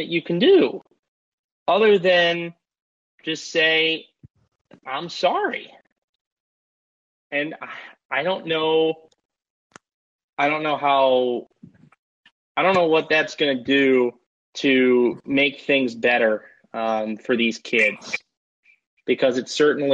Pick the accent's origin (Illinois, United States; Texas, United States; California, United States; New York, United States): California, United States; Bay Area; I grew up in the Bay Area. So I grew up around Cal and Stanford